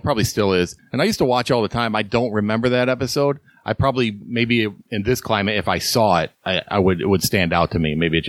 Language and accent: English; Syracuse, New York, United States; moved away as an adult; Yeah, I grew up in Syracuse. Lived there all my life till I joined the Navy and bounced around, of course.